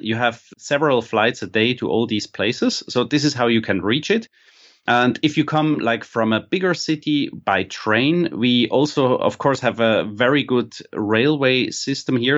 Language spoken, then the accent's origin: English; Basel, Basel-Stadt, Switzerland; I was not born here, but I grew up in Basel